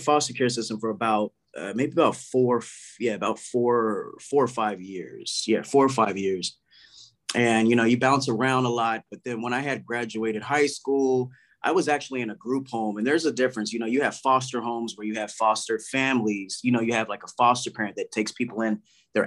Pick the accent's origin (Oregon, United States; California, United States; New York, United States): California, United States; Palm Springs; also born or lived in Corona; I grew up in Palm Springs for a while